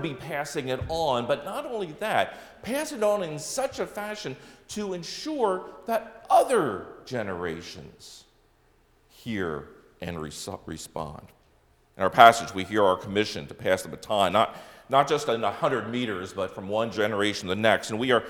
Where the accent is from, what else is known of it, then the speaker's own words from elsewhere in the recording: Wisconsin, United States; I will not bring up the fact that we're from Wisconsin and the success of the Green Bay Packers this season.